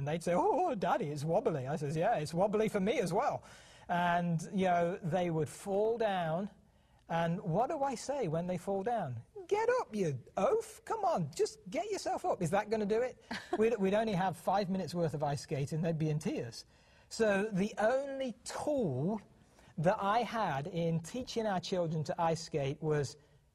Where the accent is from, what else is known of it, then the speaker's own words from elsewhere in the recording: United Kingdom; moved away as an adult; now in Montana, United States; The accent that you hear is because we were born and raised in the United Kingdom.